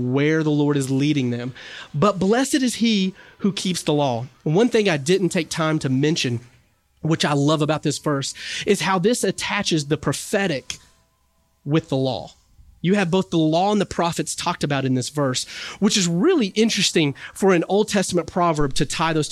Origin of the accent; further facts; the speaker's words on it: the South, United States; I'm from the South